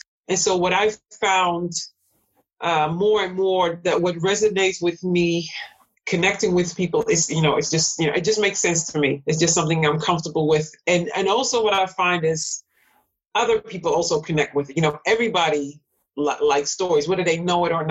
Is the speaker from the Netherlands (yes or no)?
yes; Netherlands; moved away as an adult; also born or lived in Suriname; now in United States; I was born and raised in the Netherlands, but still as an immigrant